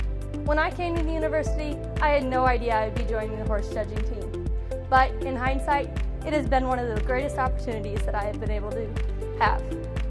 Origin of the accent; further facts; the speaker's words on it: West Point, Nebraska, United States; I'm from West Point, Nebraska. I'm a student at the University of Nebraska-Lincoln, studying animal science.